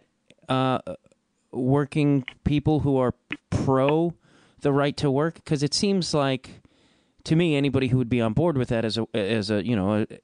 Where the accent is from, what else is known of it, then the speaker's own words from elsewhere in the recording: Illinois, United States; I'm from Illinois